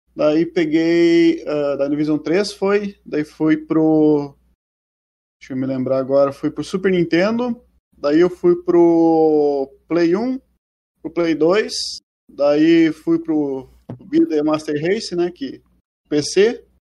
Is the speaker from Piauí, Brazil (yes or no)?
no; Ibirubá, Rio Grande do Sul, Brazil; Eu sou de uma cidadezinha do centro do Rio Grande do Sul chamada Ibirubá.